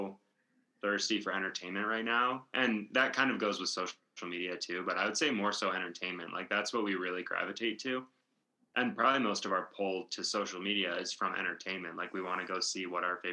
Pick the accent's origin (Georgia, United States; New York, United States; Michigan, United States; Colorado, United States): Michigan, United States; moved away; I'm from Michigan originally